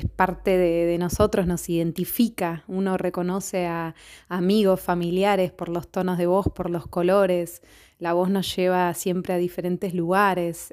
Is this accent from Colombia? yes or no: no; Buenos Aires, Argentina; moved away as an adult; now in Rome, Italy; soy una cantautora argentina de Buenos Aires. En este momento estoy viviendo en Roma